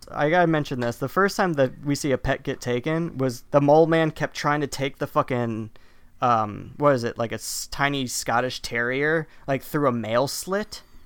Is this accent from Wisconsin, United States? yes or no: yes; Wisconsin, United States; I'm from Wisconsin.